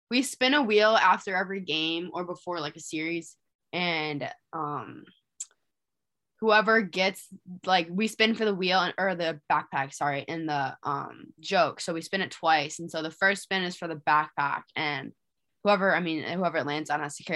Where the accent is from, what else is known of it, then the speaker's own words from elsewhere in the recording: Michigan, United States; now in Blacksburg, United States; Yeah, so Blacksburg is nothing like my hometown. Um, we can walk to Target at my house. Here we have to drive 15 minutes. Um, but no, this is a lot smaller than where I come from, and obviously Michigan doesn't have mountains and we have lakes and whatnot